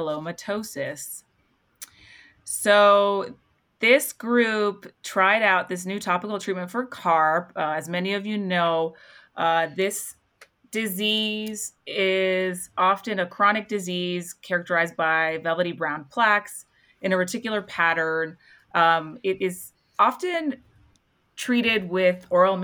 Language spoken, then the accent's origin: English; Toronto, Ontario, Canada; now in Salt Lake City, United States; I'm from Toronto originally